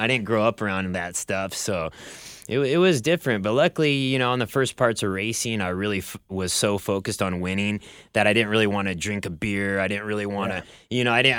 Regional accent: Bellevue, Nebraska, United States; now in Southern California, United States; I grew up in Bellevue, Nebraska. It's a small town just outside of Omaha

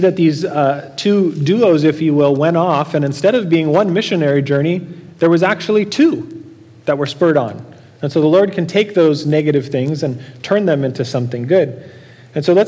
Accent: Norco, California, United States; I grew up in Norco

